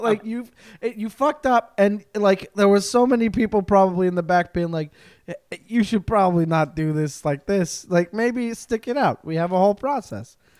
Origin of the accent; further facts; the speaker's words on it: Montreal, Quebec, Canada; I am an East Coast boy. I am from Montreal.